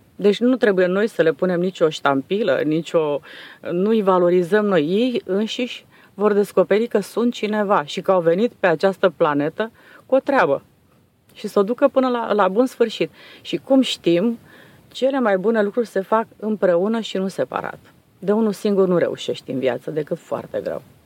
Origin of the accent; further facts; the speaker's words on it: Transylvania, Romania; now in Dobruja, Romania; am venit noi din Ardeal